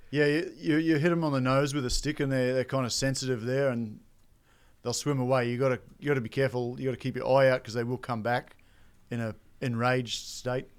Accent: Australia; I grew up in Outback, Australia

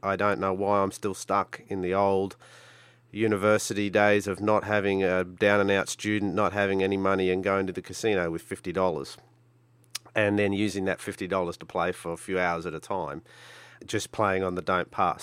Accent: Brisbane, Queensland, Australia; I'm from Brisbane, Australia

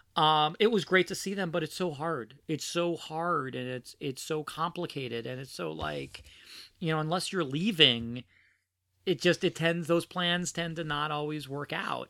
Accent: New York City, New York, United States; born or raised there; also born or lived in New Orleans / Philadelphia

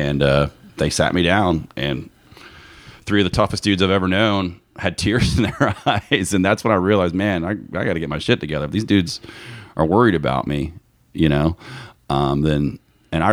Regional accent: Duluth, Georgia, United States; I grew up in Duluth, Georgia, not too far from here.

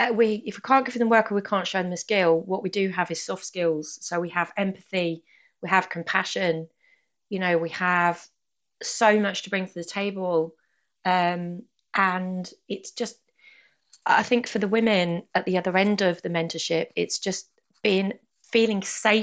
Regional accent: United Kingdom; I think we have this thing in being British, don't we, where it's not really the done thing to ask for help or directions, you know.

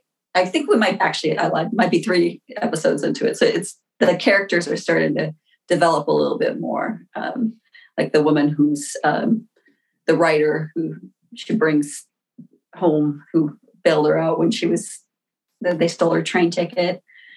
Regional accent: Minneapolis, Minnesota, United States; moved away as an adult; also born or lived in British Columbia, Canada; now in Portland, United States; I was born in British Columbia, but I grew up in Minneapolis, Minnesota.

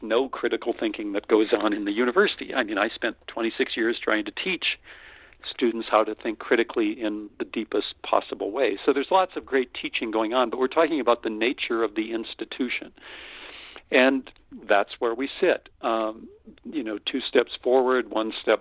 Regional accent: North Dakota, United States; moved away; also born or lived in Austin, Texas; I'm a simple boy from the prairie. I grew up in North Dakota

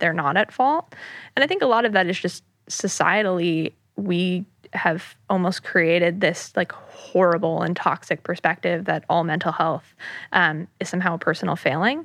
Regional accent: New York City area, United States; born and raised in the New York City area. I grew up in the suburbs right outside of the city

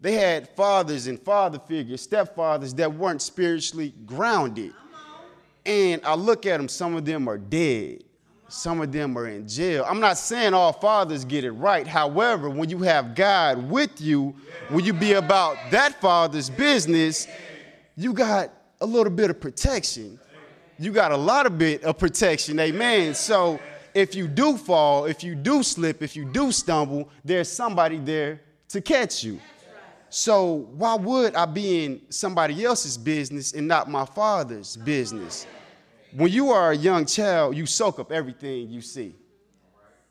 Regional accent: the South, United States; I'm from the South

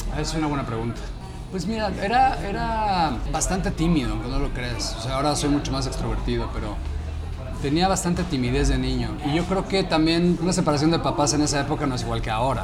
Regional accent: Mexico City, Mexico; yo crecí también pues, en la Ciudad de México

